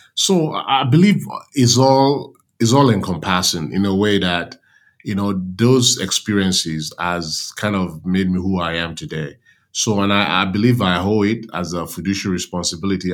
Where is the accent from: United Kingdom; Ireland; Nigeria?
Nigeria; moved away as an adult; also born or lived in New York; now in United States; I grew up in Nigeria whereby you have multiple, multiple ethnic groups